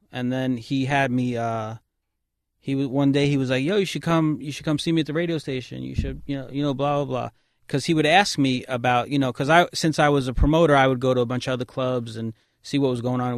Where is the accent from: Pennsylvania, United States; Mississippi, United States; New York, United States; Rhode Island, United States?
New York, United States; New York City; I grew up on Kings Highway in Brooklyn